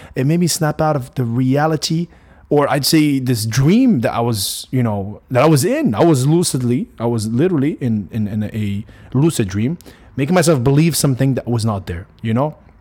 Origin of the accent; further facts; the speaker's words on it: Morocco; also born or lived in United States; I am Moroccan. I grew up in Morocco for a good fifteen, sixteen years of my life.